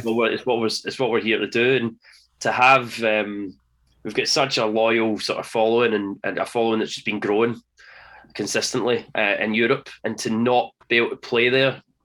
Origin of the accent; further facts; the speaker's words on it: Scotland, United Kingdom; being Scottish, being Scottish